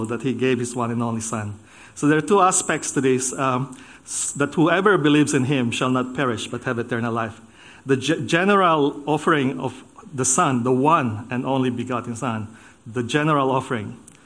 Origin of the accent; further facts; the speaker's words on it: Philippines; moved away as an adult; also born or lived in United States / Germany; now in Australia; I was born in the Philippines